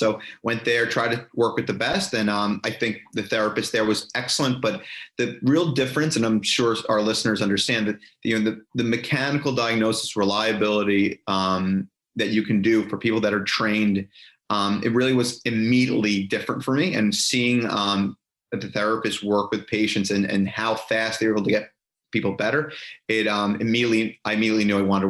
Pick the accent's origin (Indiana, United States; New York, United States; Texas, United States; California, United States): New York, United States; moved away as an adult; also born or lived in Pennsylvania; now in Jacksonville, United States; I grew up my whole life in the Northeast of the United States. So I grew up in New York